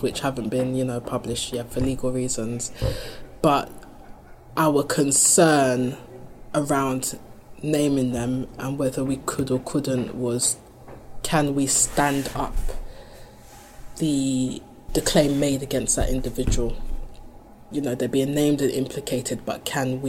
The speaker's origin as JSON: {"language": "English", "region": "London", "country": "United Kingdom", "tie": "born or raised there", "said": "where I come from, and you know, that's in the city, London, I grew up in Brixton"}